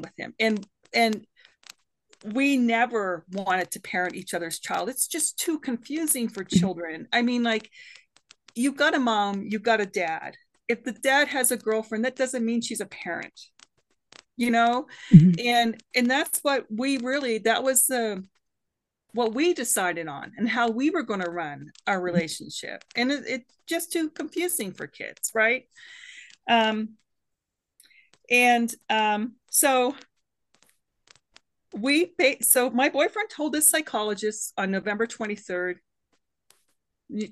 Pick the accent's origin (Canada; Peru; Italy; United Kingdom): Canada; also born or lived in Boulder County, Colorado; now in United States; I'm a Canadian woman